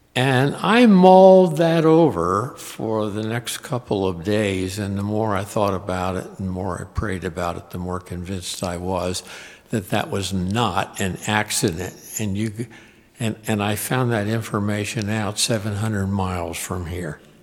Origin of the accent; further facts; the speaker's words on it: Harrisburg, Pennsylvania, United States; now in Richmond, United States; I grew up in Harrisburg, which is not that far away